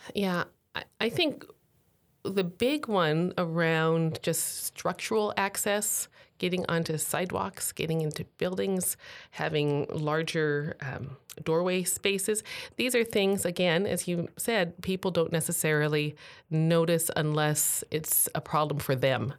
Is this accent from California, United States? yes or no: no; Tacoma, Washington, United States; here in my hometown